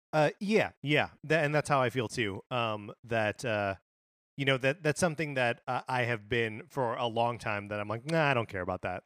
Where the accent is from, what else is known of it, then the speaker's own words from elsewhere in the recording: Wisconsin, United States; born and raised in Wisconsin